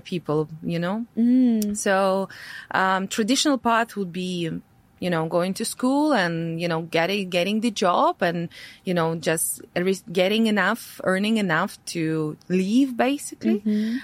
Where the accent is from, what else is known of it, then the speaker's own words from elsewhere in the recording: Latvia; English is a second language; moved away as an adult; my parents are Russian. Uh, however, I born in, uh, I was born in Latvia, right? So I speak Latvian. I have my passport. So for me, Latvia was always a home home